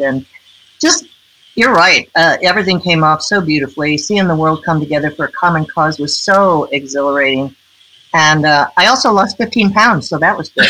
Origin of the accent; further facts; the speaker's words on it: St. Louis, Missouri, United States; moved away as an adult; also born or lived in Washington, D.C.; St. Louis, my hometown.